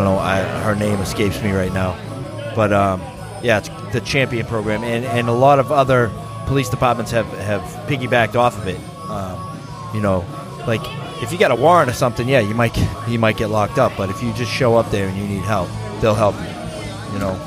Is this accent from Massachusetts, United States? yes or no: yes; Brockton, Massachusetts, United States; I grew up in the Southfield area